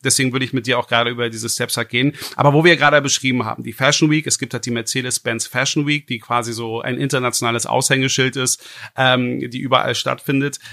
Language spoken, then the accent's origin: German; Berlin, Germany; einem gebürtigen Berliner wie mir